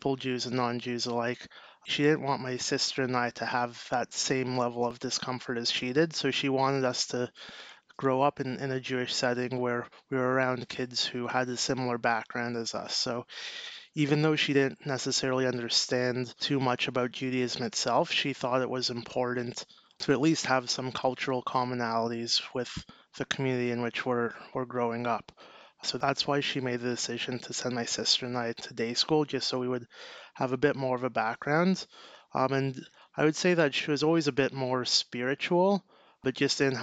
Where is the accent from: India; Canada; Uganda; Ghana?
Canada; Toronto, Ontario; I'm from Toronto, Canada, and I grew up at home.